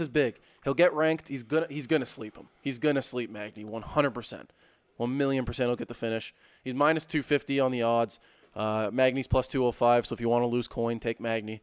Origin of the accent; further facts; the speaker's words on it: Canada; we're fired up that it's on home soil